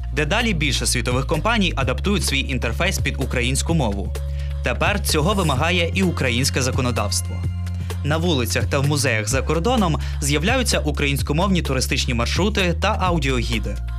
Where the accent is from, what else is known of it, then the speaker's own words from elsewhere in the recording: Ohio, United States; Ukrainian is a second language; moved away as an adult; also born or lived in Ukraine; зі штату Огайо в США